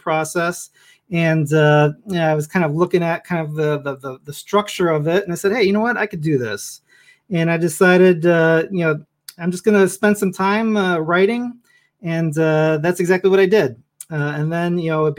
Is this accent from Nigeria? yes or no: no; Chicago, Illinois, United States; moved away as an adult; now in Northern Virginia, United States; I grew up in Chicago